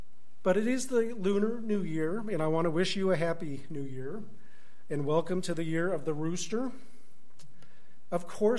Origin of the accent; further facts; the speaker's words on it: Tulsa, Oklahoma, United States; I grew up in Tulsa. I don't know if any of you knew my parents. They were here for 50 years or so.